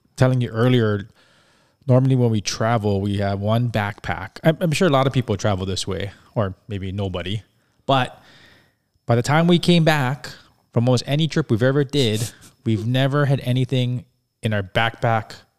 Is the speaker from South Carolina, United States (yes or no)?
no; Hawaii, United States; since we're from Hawaii